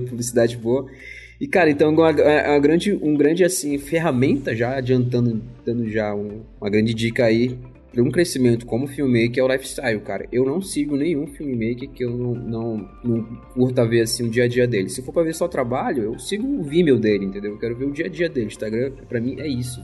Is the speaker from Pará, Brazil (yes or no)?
yes; Marituba, Pará, Brazil; moved away as an adult; also born or lived in Belém; now in São Paulo, Brazil; na verdade eu sou de duas cidades depois, que é Marituba